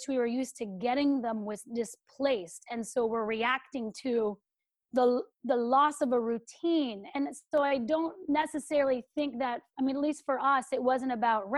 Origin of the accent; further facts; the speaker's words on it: California, United States; I'm from California, where houses fell down